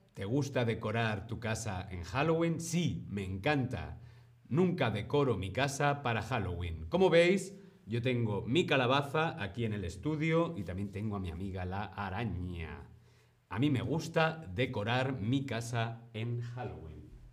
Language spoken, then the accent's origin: Spanish; Spain; yo soy de España